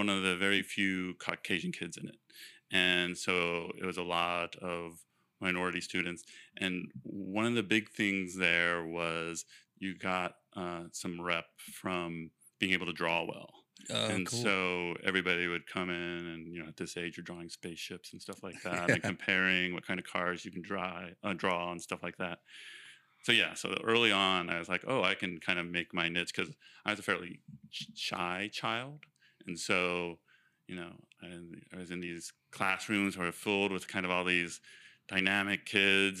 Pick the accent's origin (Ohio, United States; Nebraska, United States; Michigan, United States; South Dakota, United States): Ohio, United States; also born or lived in Cincinnati, Ohio; I grew up in Ohio on a horse farm